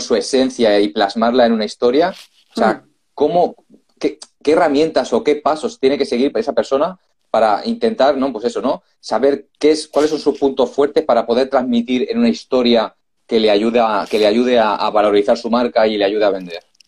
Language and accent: Spanish; Barcelona, Catalonia, Spain; nosotros también somos de Barcelona